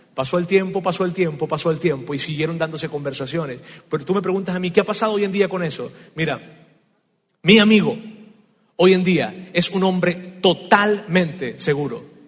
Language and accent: Spanish; Venezuela; moved away; En mi tierra hay una, hay una frase, en Venezuela hay una frase que decimos así